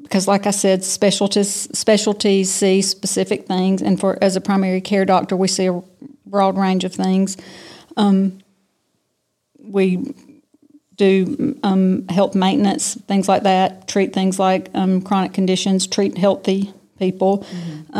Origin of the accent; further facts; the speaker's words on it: Tifton, Georgia, United States; also born or lived in Athens, Georgia / Valdosta, Georgia / Macon, Georgia / Savannah, Georgia; I'm from Tifton. Uh, we moved here. I moved back here when I was seven. My dad is from here. Okay. He was born and raised here. And so when he graduated from dental school, we moved home. And so I've been here ever since.